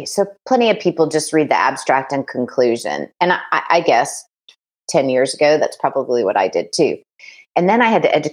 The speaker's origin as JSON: {"language": "English", "region": "Oklahoma", "country": "United States", "also_born_or_lived": "Kansas", "said": "I'm from Oklahoma."}